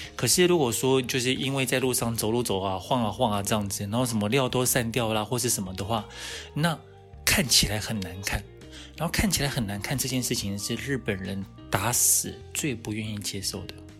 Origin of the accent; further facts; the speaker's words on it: Taiwan; 以我们台湾人来讲